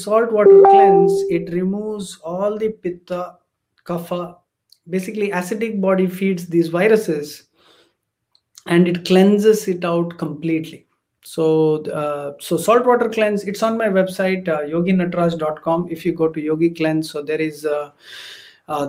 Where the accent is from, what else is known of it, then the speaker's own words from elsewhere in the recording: South India, India; I come from the Brahmin, Gaur Saraswat Brahmin community from South India